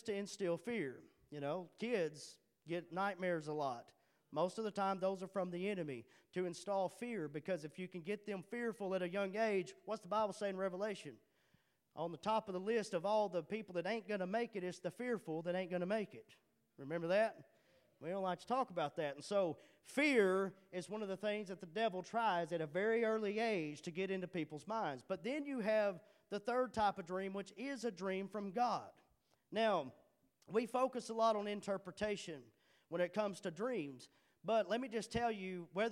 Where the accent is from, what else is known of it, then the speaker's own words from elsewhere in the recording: Charleston, Arkansas, United States; moved away as an adult; I'm from Charleston